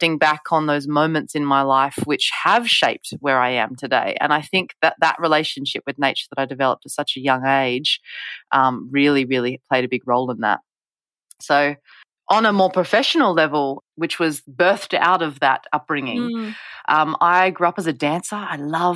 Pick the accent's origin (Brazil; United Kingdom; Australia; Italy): Australia; Western Australia; when I was a kid myself growing up in Western Australia.